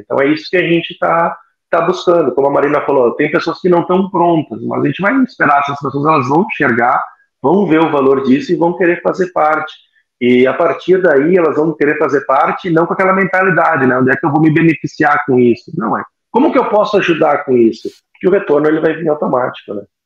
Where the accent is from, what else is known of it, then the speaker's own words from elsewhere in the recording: Caxias do Sul, Rio Grande do Sul, Brazil; also born or lived in Florianópolis; eu sou natural aqui de Caxias do Sul